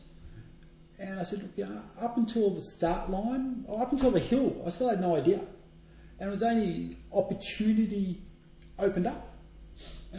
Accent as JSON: {"language": "English", "country": "Australia", "also_born_or_lived": "Bulla, Melbourne, Victoria", "accent": "Australian"}